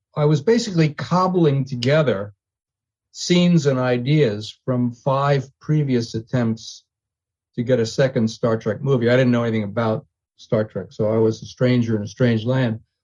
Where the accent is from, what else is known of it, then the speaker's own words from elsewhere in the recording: New York City, New York, United States; now in Santa Monica, United States; I, I'm from New York